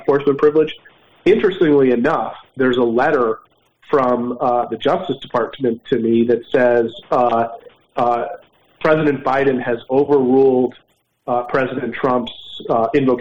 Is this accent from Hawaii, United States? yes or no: no; Philadelphia, Pennsylvania, United States; Philadelphia, my hometown